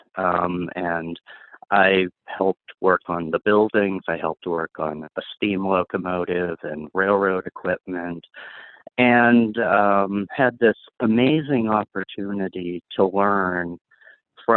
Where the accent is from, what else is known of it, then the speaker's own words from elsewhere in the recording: White Mountains of New Hampshire, United States; I grew up in the White Mountains of New Hampshire